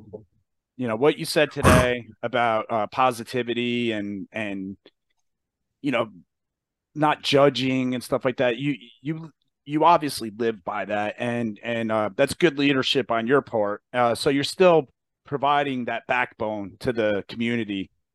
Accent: New Jersey, United States; New Jersey.

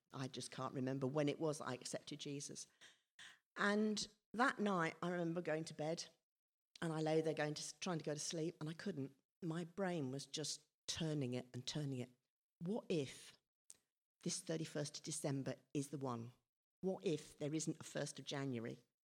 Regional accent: Whyteleafe, South East England, United Kingdom; also born or lived in Redhill; I moved to, well, with my family, moved to Whiteleaf when I was four. Um, but prior to that, I was born in Red Hill Hospital.

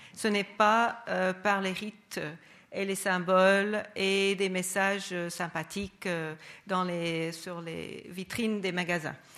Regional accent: United States; moved away; mon pays d'origine, les États-Unis

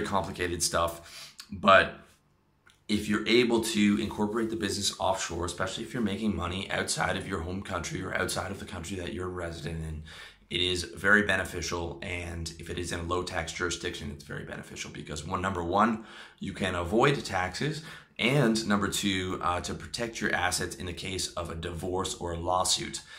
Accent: Canada; me uh, being a Canadian

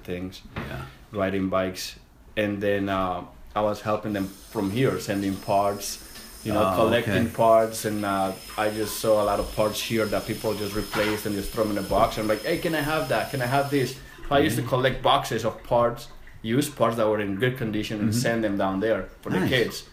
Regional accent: Colombia; English is a second language; now in Connecticut, United States

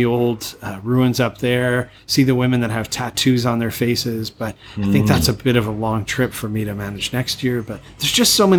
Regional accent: Canada; moved away as an adult; now in Thailand; back to my home country, Canada, see family, friends

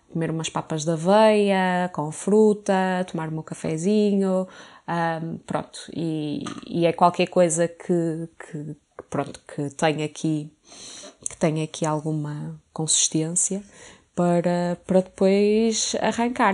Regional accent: Porto, Norte, Portugal; now in Lisbon, Portugal; sou do Porto

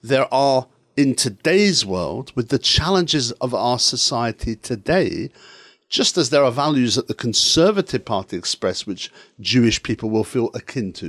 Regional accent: Edinburgh, Scotland, United Kingdom; I was brought up in Edinburgh Pentland, which was Malcolm Rifkin's constituency

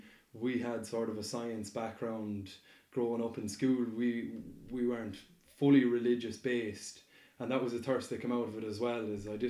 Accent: Southeast County Mayo, Connacht, Ireland; my own village there where I'm from in Southeast County Mayo

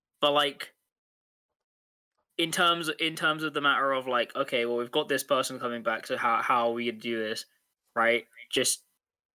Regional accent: United Kingdom; We're British

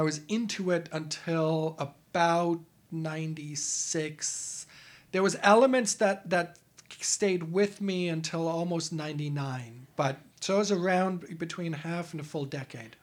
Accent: Germany; moved away; I'm an immigrant from Europe, from Germany

